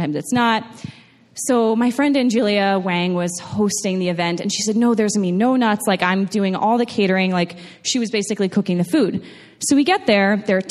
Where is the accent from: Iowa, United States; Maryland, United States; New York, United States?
New York, United States; moved away; I'm originally from New York